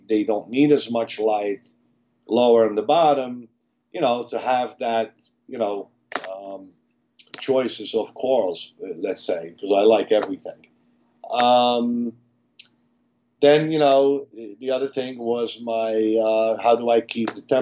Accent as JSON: {"language": "English", "country": "Malta", "tie": "born or raised there", "moved": "yes", "said": "I'm actually from Malta, small island in Europe, in the middle of the Mediterranean, where I was in a biology class"}